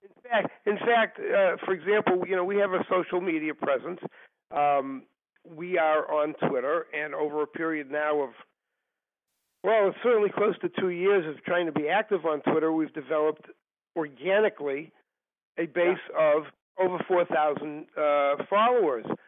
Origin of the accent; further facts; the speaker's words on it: Massachusetts, United States; also born or lived in Washington D.C.; I am originally from Massachusetts, and I still live there today. Okay. and other than going to college in Washington D.C., uh, I've lived here all my life.